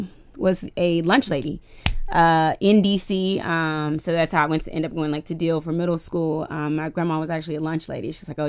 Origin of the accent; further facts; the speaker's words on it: Washington, District of Columbia, United States; Yeah, I grew up. I grew up uptown, Washington D.C.